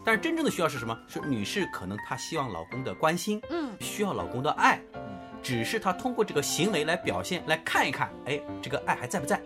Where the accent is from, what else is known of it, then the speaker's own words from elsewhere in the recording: China; 我们中国人